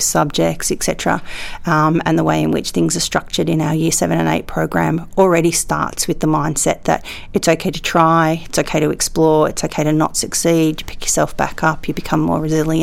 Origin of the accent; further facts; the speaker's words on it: Australia; As an Australian